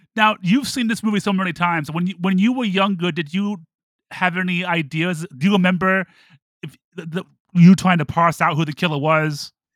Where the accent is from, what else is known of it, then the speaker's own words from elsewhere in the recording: Toledo, Ohio, United States; I grew up in Toledo, Ohio